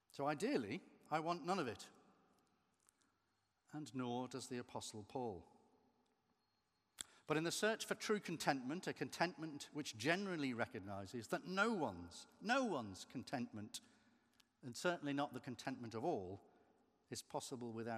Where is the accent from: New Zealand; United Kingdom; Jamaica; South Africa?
United Kingdom; Merseyside, North West England; moved away; I'm still connected to my original home because I visit my mother who still lives on Merseyside